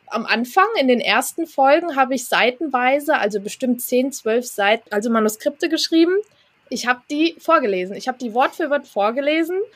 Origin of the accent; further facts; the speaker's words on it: Hesse, Germany; ich komme aus Hessen